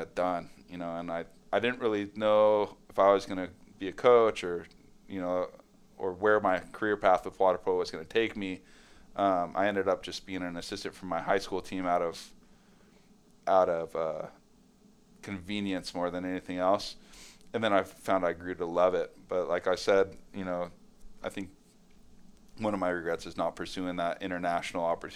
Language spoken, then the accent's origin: English; San Clemente, California, United States; also born or lived in Los Angeles; San Clemente now it's not a small town. That's, you know, 65,000 people